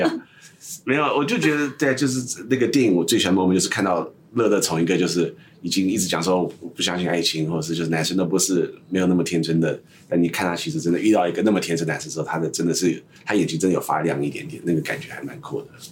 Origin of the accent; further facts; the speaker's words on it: Northern California, United States; also born or lived in East Coast of the United States; 我在美国东岸出生，但是我完全是在北加州那个成长的